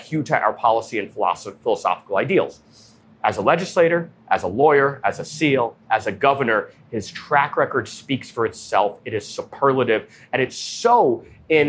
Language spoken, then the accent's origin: English; New York, United States; I'm from New York